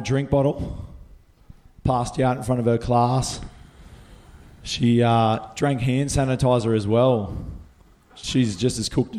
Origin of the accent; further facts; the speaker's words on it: Gold Coast, Queensland, Australia; I'm from the Gold Coast